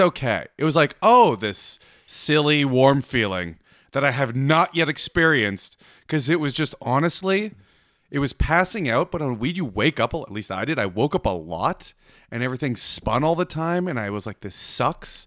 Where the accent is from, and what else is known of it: Canada